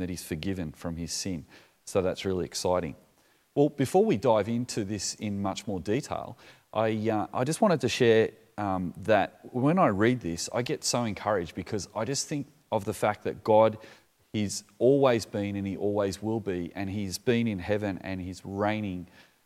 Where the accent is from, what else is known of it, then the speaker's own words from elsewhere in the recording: Australia; I'm from Australia